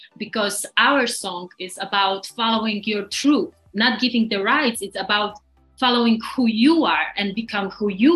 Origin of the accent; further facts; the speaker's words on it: Poland; we come from Poland